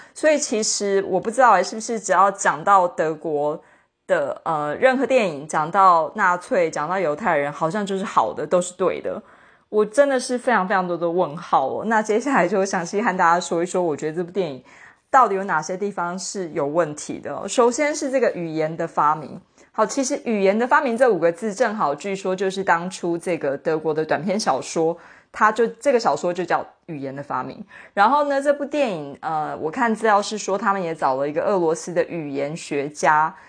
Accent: Taiwan; 身为台湾人

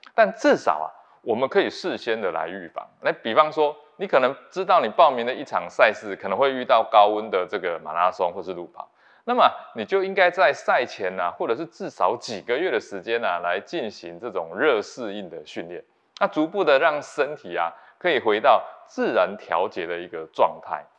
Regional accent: Taiwan; 对我们台湾人来讲

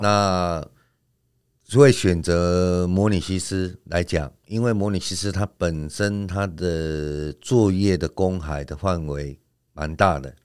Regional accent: Xiaoliuqiu, Pingtung County, Taiwan; 其实我们小琉球人第一代都是接触语乐比较多

